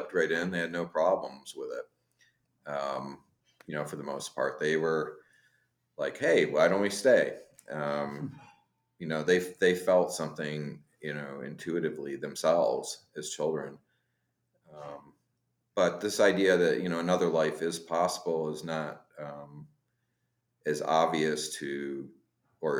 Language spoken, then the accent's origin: English; upstate New York, United States; as an American kid growing up in upstate New York